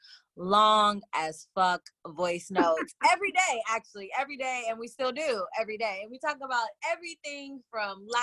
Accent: Oakland, California, United States; I am calling in from Oakland, California, born and raised deep East Oakland

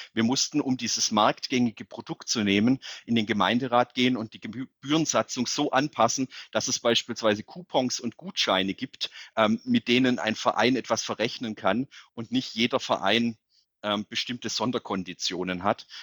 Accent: Calw, Baden-Württemberg, Germany; also born or lived in Netherlands; in meiner Heimatstadt der Job des OB frei geworden ist, habe ich mich beworben und bin jetzt nicht nur Oberbürgermeister der Stadt

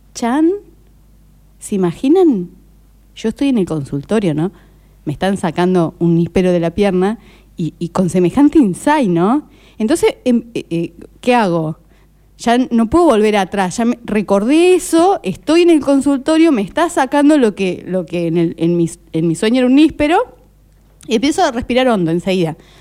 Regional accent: Córdoba, Argentina; cuando era chica en Córdoba, capital, te hablo esto año 86-87

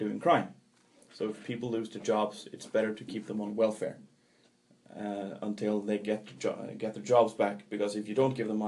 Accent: Trondheim, Trøndelag, Norway; my hometown of Trondheim

